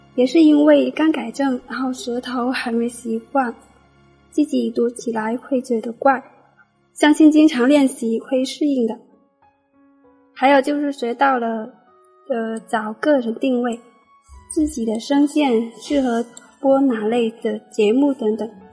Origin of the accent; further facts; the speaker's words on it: Guangdong, China; 我是来自广东的